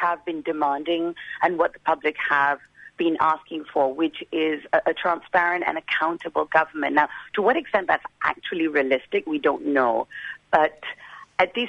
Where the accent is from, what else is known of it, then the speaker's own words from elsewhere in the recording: Malaysia; I grew up in Malaysia